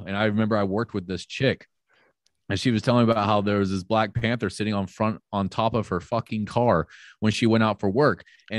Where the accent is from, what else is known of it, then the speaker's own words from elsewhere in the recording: Panama City, Florida, United States; also born or lived in Orlando; Like, I grew up in Florida, unfortunately. Like, I was born in Orlando, which is like central Florida, and then we moved to Panama City, and I lived there till I was 25.